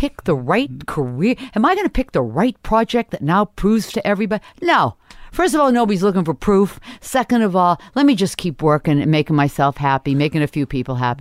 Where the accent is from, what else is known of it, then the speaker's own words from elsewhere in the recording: Portland, Maine, United States; moved away as an adult; also born or lived in Toronto; when I was growing up in Portland